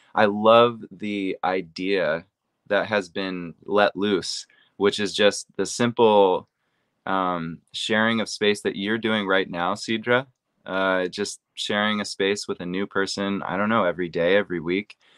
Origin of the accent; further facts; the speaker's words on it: Seattle, Washington, United States; I'm from Seattle, Washington